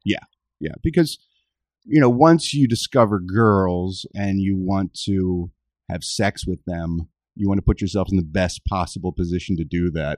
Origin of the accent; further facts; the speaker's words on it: Philadelphia, Pennsylvania, United States; Philadelphia, yeah, my hometown